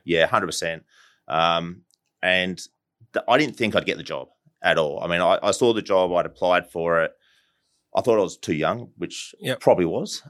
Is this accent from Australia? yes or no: yes; Adelaide, South Australia, Australia; born and bred in Adelaide, uh, down at Port Adelaide